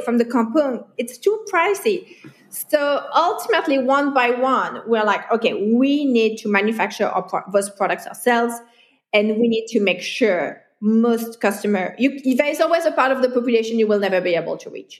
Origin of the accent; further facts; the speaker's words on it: France; moved away as an adult; also born or lived in Hong Kong; now in Kuala Lumpur, Malaysia; I'm a foreigner. Mm-hmm. And I come from France, which is Western Europe